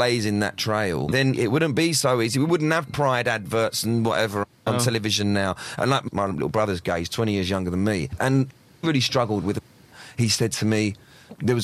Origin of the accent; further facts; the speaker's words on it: London, United Kingdom; So I'm from that area. I'm working class from that area.